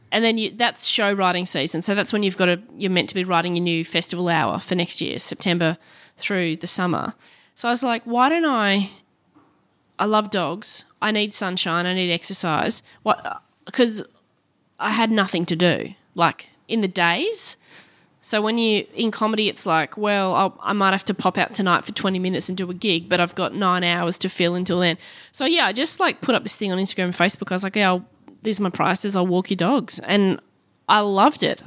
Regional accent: Brisbane, Queensland, Australia; also born or lived in Perth; starting my show there in Brisbane 'cause it's my hometown

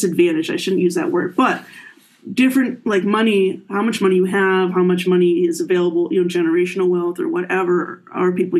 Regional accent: Appleton, Wisconsin, United States; moved away as an adult; also born or lived in Miami, Florida / Cincinnati, Ohio; now in Michigan, United States; I grew up in Appleton, Wisconsin, home of Harry Houdini

